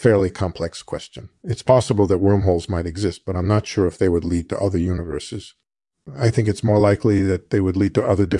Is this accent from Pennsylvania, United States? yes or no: yes; Philadelphia, Pennsylvania, United States; I was born in 1946 in Philadelphia, and I grew up in a middle-class family.